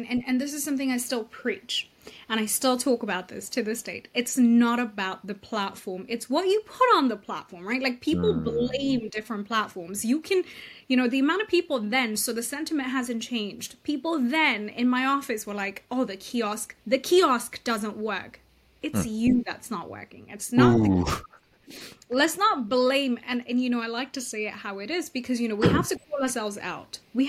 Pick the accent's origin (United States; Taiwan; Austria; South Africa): Austria; moved away; also born or lived in United Kingdom; And I grew up in Europe. I grew up in Austria, between Austria and Europe, like in the UK.